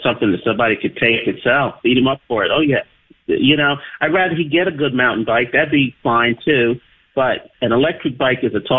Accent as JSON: {"language": "English", "region": "New York", "country": "United States", "accent": "New York", "said": "Like Linda. I lost my New York accent a long time ago."}